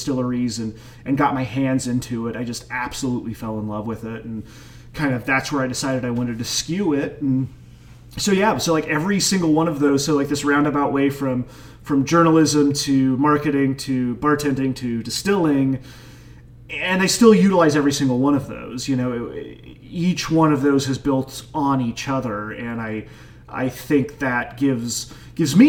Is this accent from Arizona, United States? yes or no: no; Dodge City, Kansas, United States; moved away as an adult; now in Frederick, United States; my hometown of Dodge City, Kansas